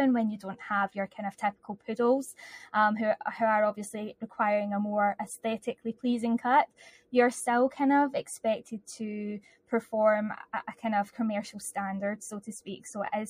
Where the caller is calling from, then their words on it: Kilmarnock, Scotland, United Kingdom; So I'm 20 minutes from Glasgow, a town called Kilmarnock.